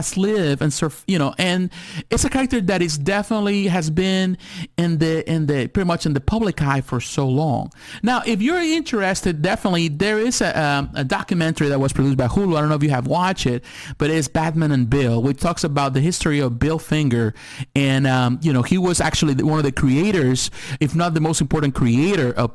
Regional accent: Mexico; moved away; I was born in Mexico

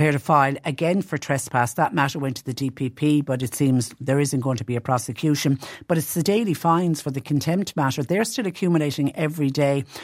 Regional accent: Clonmel, Munster, Ireland; my hometown of Clonmel

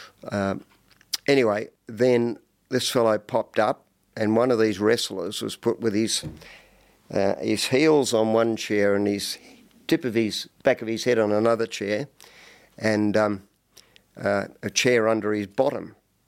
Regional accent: Hawthorn East, Victoria, Australia; but I grew up in East Hawthorne.

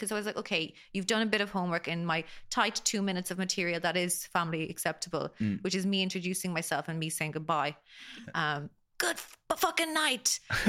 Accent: Ireland; I'm not British, of course. I'm Irish.

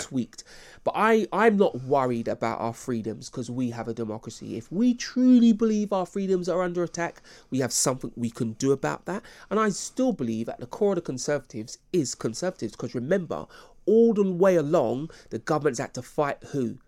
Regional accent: United Kingdom; I'm proud of being British

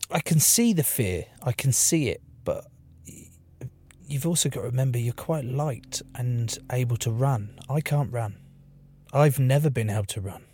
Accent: East Sussex, South East England, United Kingdom; I grew up in East Sussex, a little town in East Sussex

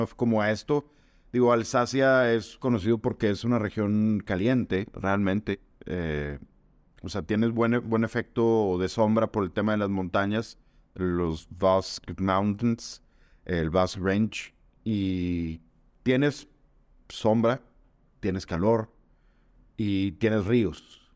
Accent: Monterrey, Nuevo León, Mexico; nosotros somos de Monterrey, Nuevo León, estamos aquí en, Monterrey

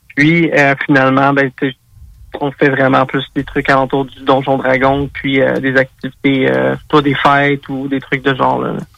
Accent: South Shore of Montreal, Quebec, Canada; je suis un gars de la rive sud de Montréal.

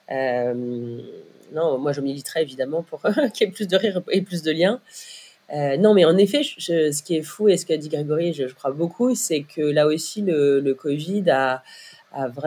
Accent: Brittany, France; je suis bretonne

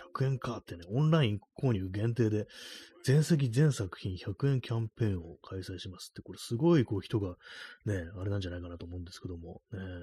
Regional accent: Tokyo, Japan; 私も東京生まれの人間ですけども

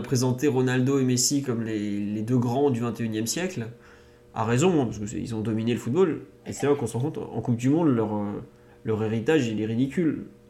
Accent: France; en tant que Français

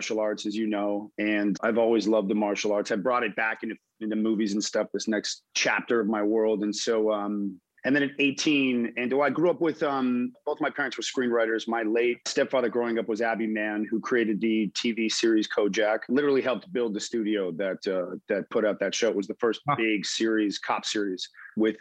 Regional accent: United States; also born or lived in Montreal, Canada / Miami, Florida / Los Angeles, California / Israel; I was born in Montreal, Canada. Whole family's Canadian. And moved to the U.S. when I was like two. I grew up in Miami until about the age of nine. Moved to Los Angeles and then graduated from Beverly Hills High School.

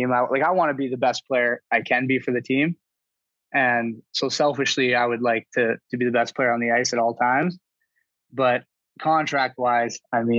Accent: Winnipeg, Manitoba, Canada; moved away; I am from Winnipeg.

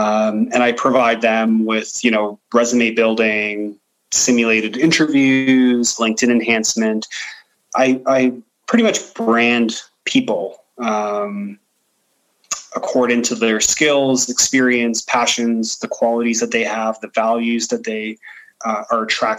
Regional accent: Ontario, Canada; you know, I grew up in Bathurst and Steeles. Mm-hmm. And so it was a predominantly like European neighborhood, Eastern European neighborhood.

